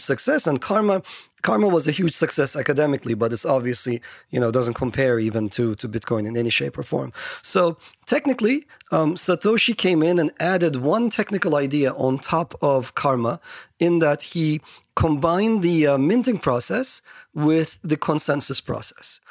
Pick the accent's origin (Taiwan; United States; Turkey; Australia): Turkey; Istanbul; moved away; I grew up in Turkey